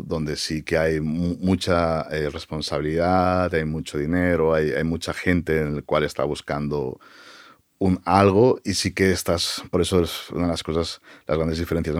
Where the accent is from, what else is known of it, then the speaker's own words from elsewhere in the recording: Barcelona, Catalonia, Spain; moved away as an adult; now in United States; Yo, nací en Barcelona y, prácticamente toda mi vida hasta que tomé la decisión de, ir a Estados Unidos, la pasé y la viví en, Barcelona.